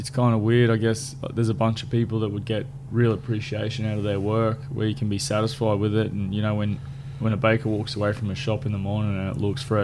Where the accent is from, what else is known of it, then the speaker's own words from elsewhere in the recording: Albury, New South Wales, Australia; So I grew up in Albury. I was born and grew up in Albury